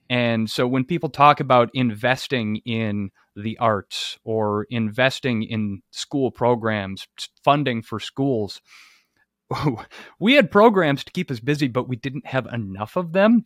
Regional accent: Monroe, Wisconsin, United States; my experience growing up in Monroe was, I think, similar to a lot of folks

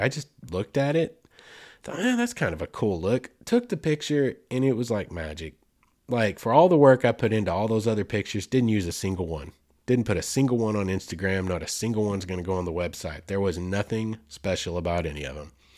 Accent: Arkansas, United States; here in the natural state, in my home state

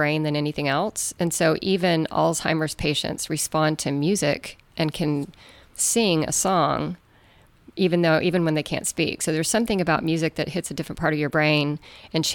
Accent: Amarillo, Texas, United States; So I'm from Amarillo, Texas, which is, according to the U.S. Weather Service, the windiest city in the United States

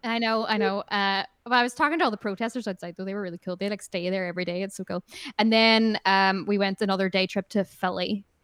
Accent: Ireland; I love being Irish

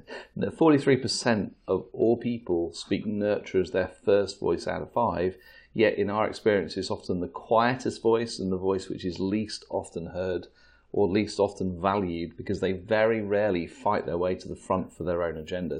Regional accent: England, United Kingdom; we're English

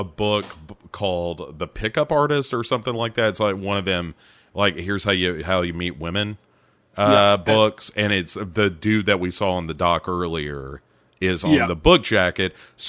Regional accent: South Carolina, United States; Doesn't add up to us. We are from South Carolina, after all.

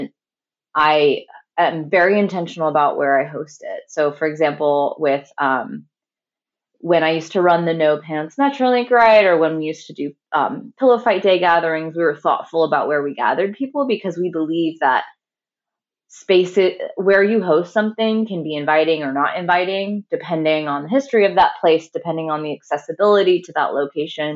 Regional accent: St. Louis, Missouri, United States; St. Louis, Missouri, which is my hometown and where I'm speaking from right now

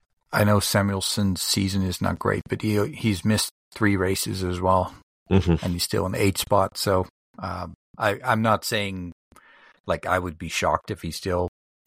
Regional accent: Canada; the big thing as a Canadian

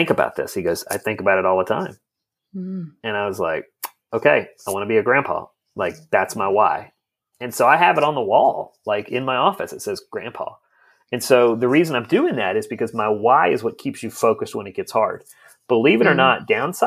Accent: United States

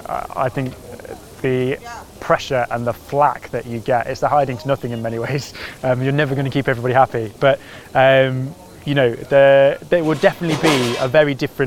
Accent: Ripley, East Midlands, United Kingdom; I grew up in Ripley, not a million miles away. Used to come to Water Meadows as a kid, shopping in Mansfield Town Centre.

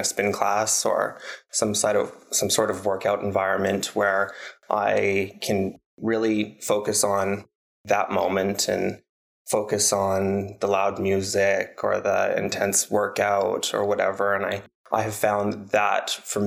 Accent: Calgary, Alberta, Canada; growing up in Calgary

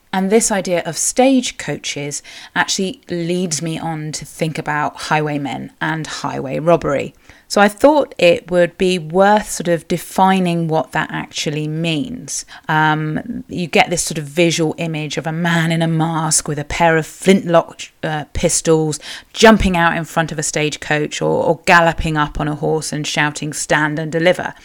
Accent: Cornwall, South West England, United Kingdom; I am a Cornish writer, blogger, and sometimes podcaster

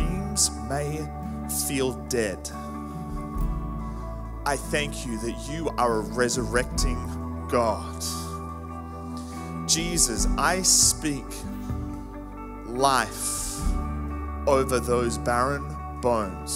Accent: Canberra, Australian Capital Territory, Australia; now in Kingscliff, Australia; I'm originally from Canberra, so I do enjoy a bit of cold

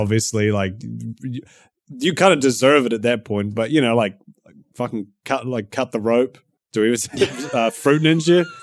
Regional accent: New Zealand; accent: Kiwi; My Kiwi accent

